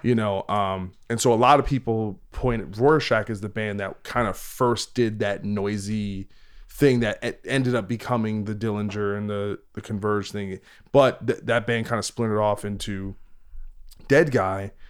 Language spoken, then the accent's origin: English; New Jersey, United States; I'm from New Jersey